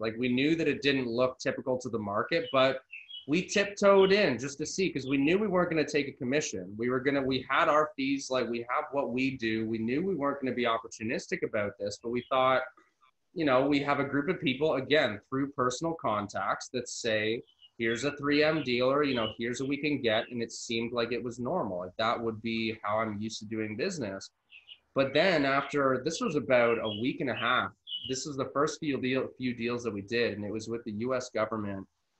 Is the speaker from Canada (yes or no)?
yes; Canada; I'm Canadian